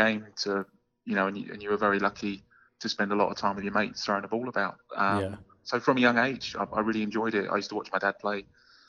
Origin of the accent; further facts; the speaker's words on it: London, United Kingdom; So you might be picking up from my accent, and please don't hold it against me. But obviously, I'm English. I'm from the UK, and originally born and bred in London.